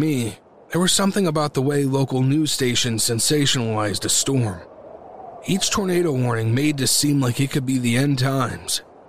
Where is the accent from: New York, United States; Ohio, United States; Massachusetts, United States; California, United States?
Ohio, United States; Growing up in Ohio